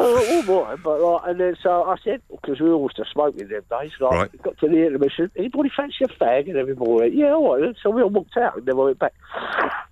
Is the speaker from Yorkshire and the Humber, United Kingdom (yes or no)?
no; London, United Kingdom; moved away as an adult; now in Exeter, United Kingdom; I come from South London and I've been living in Devon, Exeter, for 20 years